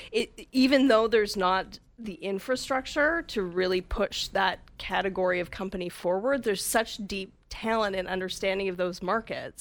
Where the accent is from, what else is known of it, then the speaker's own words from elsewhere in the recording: Calgary, Alberta, Canada; moved away as an adult; also born or lived in Vancouver, Canada; now in Whistler, Canada; I grew up in Calgary